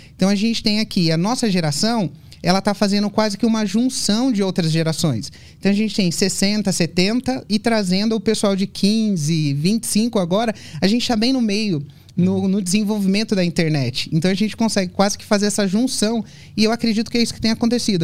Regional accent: São Paulo, Brazil; also born or lived in Brasília / Europe; eu sou de São Paulo

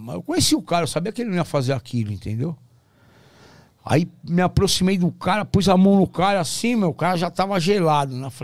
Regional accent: Porto Alegre, Rio Grande do Sul, Brazil; Ah, da minha terra.

